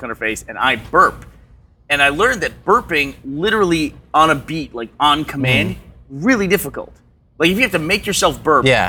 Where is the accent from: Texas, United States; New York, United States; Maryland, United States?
Texas, United States; growing up in Texas